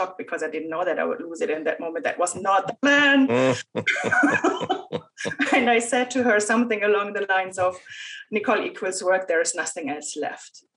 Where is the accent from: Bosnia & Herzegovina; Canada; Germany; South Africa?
Germany; moved away as an adult; also born or lived in Ireland / Argentina / United States; I moved from Germany to Ireland, to Argentina, to the US.